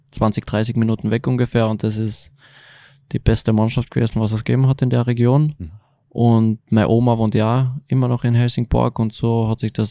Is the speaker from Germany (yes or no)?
no; Klagenfurt, Carinthia, Austria; Na, Klagenfurt. Auch. Klagenfurt. Ja.